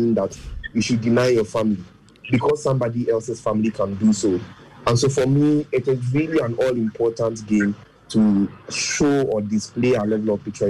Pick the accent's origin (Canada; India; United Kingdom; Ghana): Ghana; we're Ghanaian.